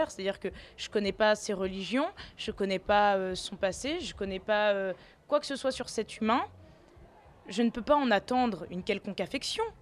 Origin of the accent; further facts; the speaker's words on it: Tunis, Tunis Governorate, Tunisia; born there; mais moi, je suis née à Tunis.